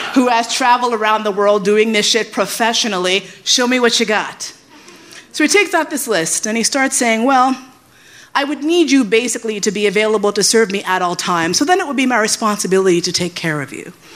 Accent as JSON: {"language": "English", "region": "New York", "country": "United States", "tie": "born or raised there", "also_born_or_lived": "San Francisco / Flushing", "said": "I grew up in New York."}